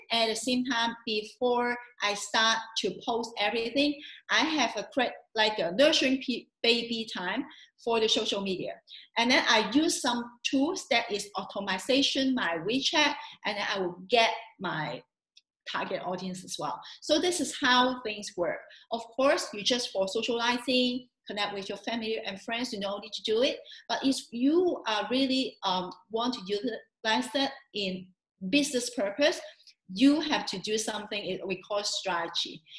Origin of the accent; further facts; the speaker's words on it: Hong Kong; Hong Kong, my hometown